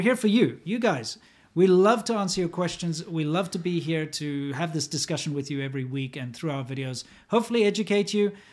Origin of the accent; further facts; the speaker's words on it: United States; as an American who grew up